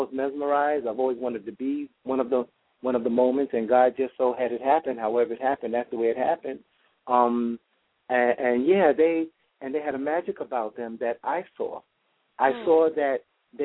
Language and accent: English; New York City, New York, United States; I grew up in the Amsterdam houses on 64th and Amsterdam in New York City